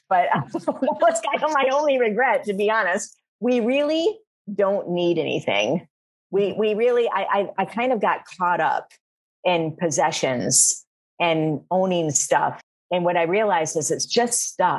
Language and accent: English; Flint, Michigan, United States; moved away as an adult; also born or lived in New York / Miami; I'm born and raised in Flint, Michigan.